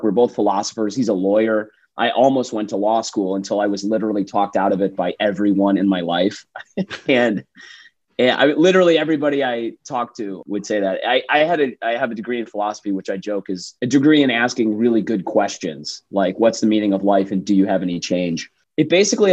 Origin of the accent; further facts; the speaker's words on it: Detroit, Michigan, United States; also born or lived in Chicago / New York; now in Austin, United States; I grew up in Metro Detroit in the Midwest